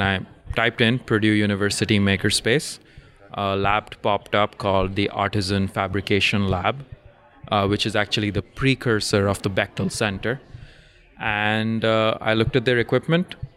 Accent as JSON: {"language": "English", "region": "Dubai", "country": "United Arab Emirates", "tie": "born or raised there", "said": "So I grew up in Dubai, at least a few years in Dubai, from fifth grade till graduation of high school."}